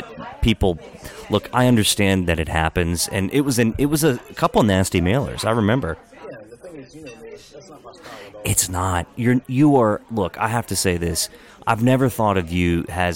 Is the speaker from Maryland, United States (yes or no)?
yes; Hagerstown, Maryland, United States; accent: Hagerstown; now in Montgomery County, Maryland, United States; I grew up in Western Maryland